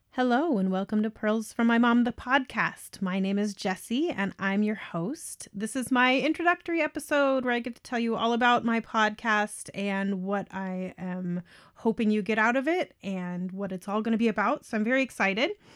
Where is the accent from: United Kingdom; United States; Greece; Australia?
United States; Colorado; now in Canada; I'm a Colorado native, so born up in the mountains at about nine thousand feet elevation